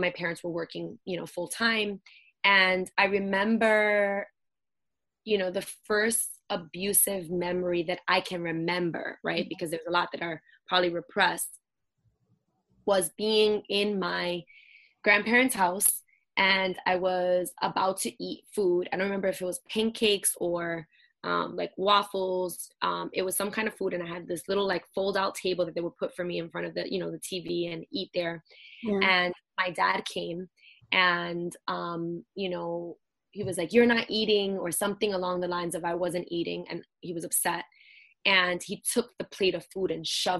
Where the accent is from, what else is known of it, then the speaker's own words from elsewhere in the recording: New York City, New York, United States; I grew up in Brooklyn, in Bushwick, and I am born and raised here, New Yorican